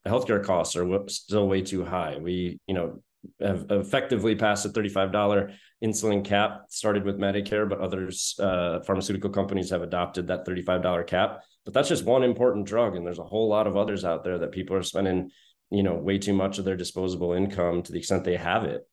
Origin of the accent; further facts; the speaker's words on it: Madison, Wisconsin, United States; moved away as an adult; now in Washington, D.C., United States; I was born and raised in Madison